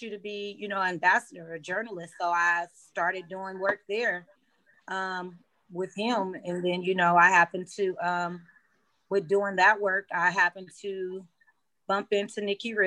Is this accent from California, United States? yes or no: yes; Los Angeles, California, United States; I'm from the San Fernando Valley, which is like LA County, Los Angeles, California